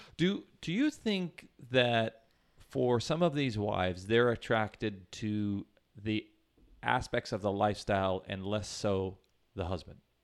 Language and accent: English; Kansas City, United States; I'm from Kansas City